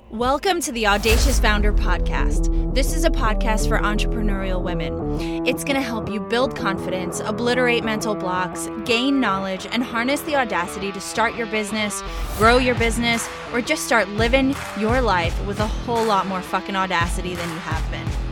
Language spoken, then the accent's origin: English; New York City, New York, United States; my hometown of Brooklyn